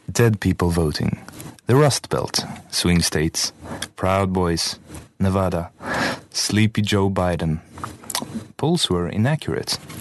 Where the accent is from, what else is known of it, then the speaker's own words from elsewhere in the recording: Sweden; we Swedes